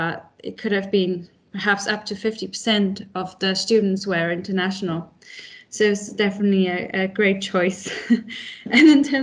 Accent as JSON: {"language": "English", "town": "Warsaw", "region": "Masovian Voivodeship", "country": "Poland", "tie": "born or raised there", "also_born_or_lived": "United Kingdom", "second_language": "English", "moved": "as an adult", "said": "And for me, my home country is Poland."}